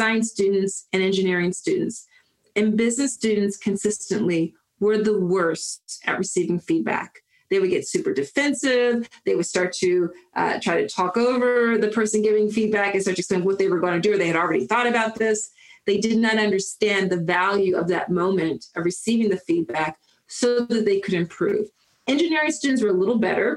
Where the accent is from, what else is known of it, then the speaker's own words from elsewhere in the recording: Philadelphia, Pennsylvania, United States; growing up in Philly in East Mount Airy